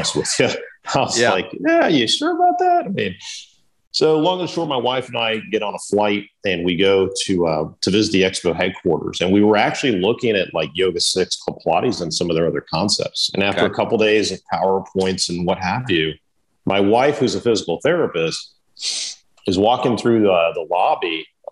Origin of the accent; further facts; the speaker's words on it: Miami, Florida, United States; moved away as an adult; now in Raleigh, United States; I'm originally from South Florida, from Miami